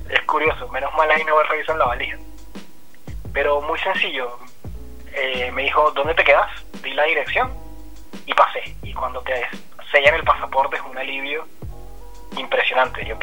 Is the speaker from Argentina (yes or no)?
yes; Argentina; incluso siendo argentino no es sencillo